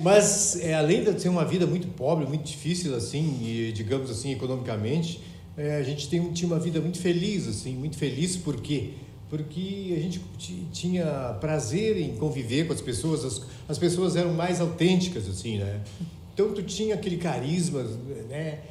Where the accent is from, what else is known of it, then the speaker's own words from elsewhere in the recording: Porto Alegre, Rio Grande do Sul, Brazil; also born or lived in Cacequi, Rio Grande do Sul; ao longo da minha vida tinha sido em Porto Alegre e eu nasci em Caciqui